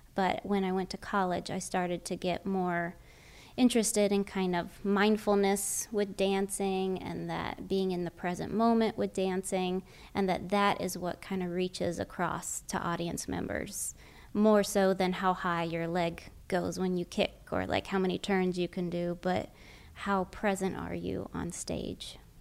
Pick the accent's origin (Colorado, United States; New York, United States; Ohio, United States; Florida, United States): Florida, United States; North; I grew up in North Florida, so it's almost basically South Georgia, right on the Florida Georgia line.